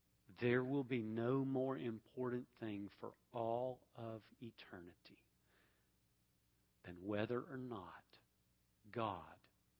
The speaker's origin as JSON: {"language": "English", "town": "Atlanta", "region": "Georgia", "country": "United States", "said": "I came from Atlanta, so it's a little tough, okay?"}